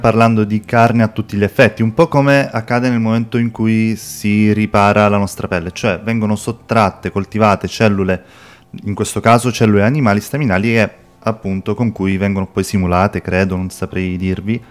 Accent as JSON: {"language": "Italian", "region": "Sicily", "country": "Italy", "said": "Io da siciliano"}